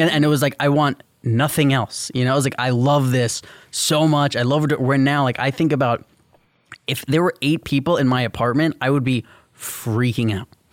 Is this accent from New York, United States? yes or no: yes; New York City, New York, United States; growing up in New York City